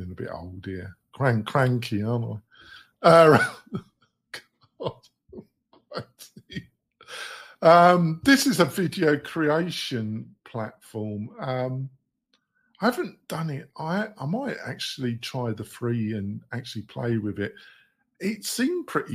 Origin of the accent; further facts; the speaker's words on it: England, United Kingdom; I'm English